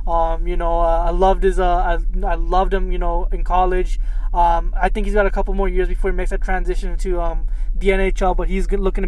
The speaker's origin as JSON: {"language": "English", "region": "New Jersey", "country": "United States", "said": "I'm from Simon, New Jersey, believe it or not"}